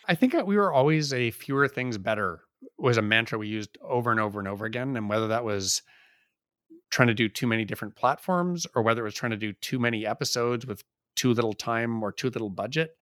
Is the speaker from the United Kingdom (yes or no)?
no; Canada; we're Canadian